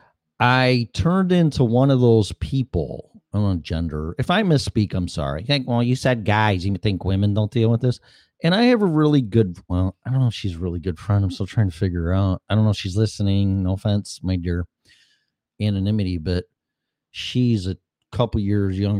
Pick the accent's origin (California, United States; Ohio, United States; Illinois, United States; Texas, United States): Illinois, United States; moved away as an adult; also born or lived in Colorado; now in Florida, United States; started my journey leaving my home state of Illinois.